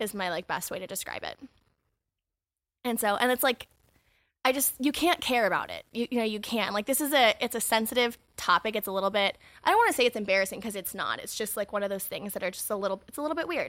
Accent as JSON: {"language": "English", "region": "California", "country": "United States", "tie": "born or raised there", "said": "my hometown"}